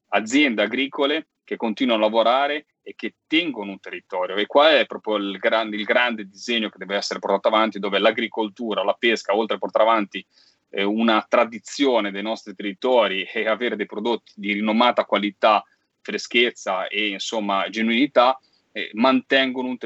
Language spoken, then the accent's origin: Italian; Liguria, Italy; a vedere i muretti a secco delle Cinque Terre, l'agricoltura delle mie parti, cioè insomma questi muretti a secco sul mare